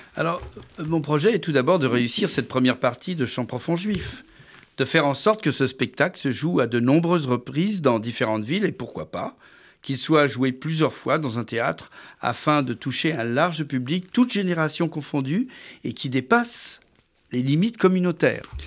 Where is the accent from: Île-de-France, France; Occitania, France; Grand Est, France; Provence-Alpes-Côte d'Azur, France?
Île-de-France, France; Paris; je suis né euh, à Paris après la Deuxième Guerre mondiale